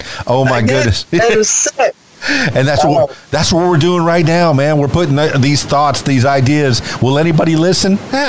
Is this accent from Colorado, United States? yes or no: no; Miami, Florida, United States; Yeah, I'm from Miami, Florida.